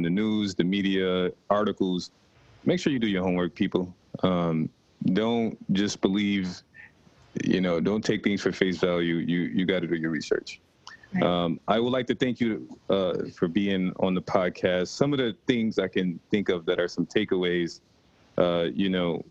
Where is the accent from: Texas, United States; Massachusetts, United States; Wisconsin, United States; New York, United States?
New York, United States; Rochester; Rachel and I both are from Rochester, New York. That's my hometown.